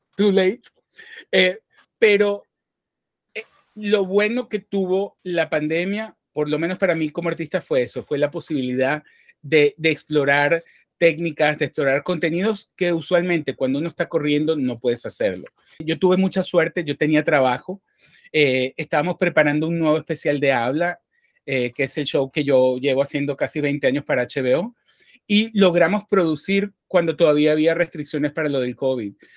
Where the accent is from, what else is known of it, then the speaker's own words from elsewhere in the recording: Venezuela; now in New York, United States; crecí en Venezuela